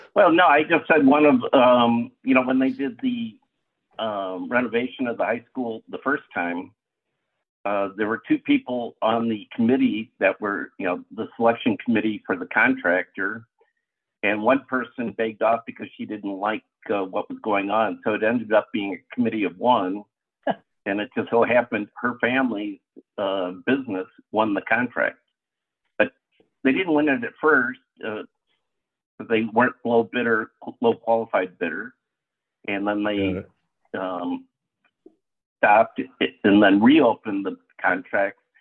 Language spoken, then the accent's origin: English; Lake Forest, Illinois, United States; I was uh, born and raised in Lake Forest. Went through Lake Forest public schools